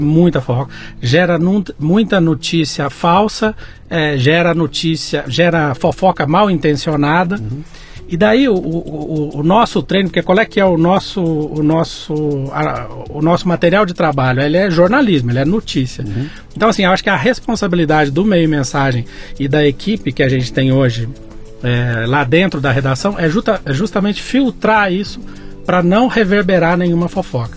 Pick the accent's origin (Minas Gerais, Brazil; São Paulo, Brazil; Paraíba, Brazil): Minas Gerais, Brazil; Muzambinho; moved away; eu sou caipira nascido em Muzambinho, Minas Gerais.